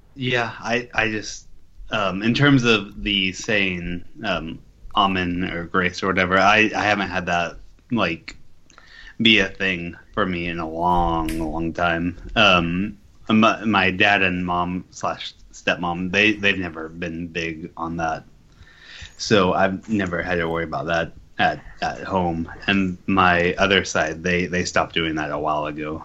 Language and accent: English; California, United States